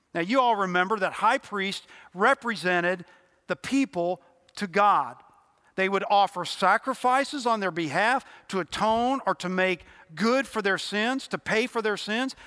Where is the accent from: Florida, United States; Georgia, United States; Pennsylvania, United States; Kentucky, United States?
Kentucky, United States; Louisville; moved away as an adult; also born or lived in Cincinnati, Ohio / Nashville, Tennessee / East Tennessee; very quickly after I was born, nine months, we moved to Louisville, Kentucky, where I grew up.